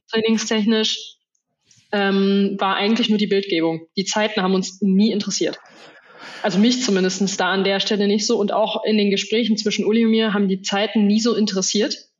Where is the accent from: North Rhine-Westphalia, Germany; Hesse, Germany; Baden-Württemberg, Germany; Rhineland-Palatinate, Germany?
North Rhine-Westphalia, Germany; Soest; moved away; in meiner Heimatstadt gewesen in Soest